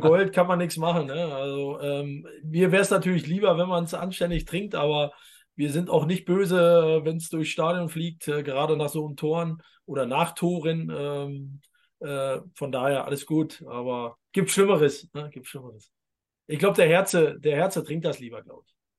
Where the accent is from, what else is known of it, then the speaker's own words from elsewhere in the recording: East Germany, Germany; ich als Ossi darf das sagen